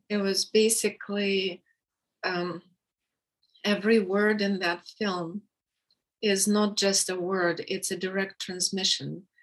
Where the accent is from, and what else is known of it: Russia; English is a second language; moved away as an adult; now in United States